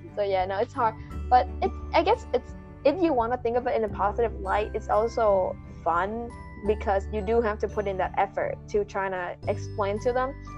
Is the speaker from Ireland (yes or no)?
no; Vietnam; English is a second language; moved away as an adult; now in United States; we're vietnamese students who study in america for five years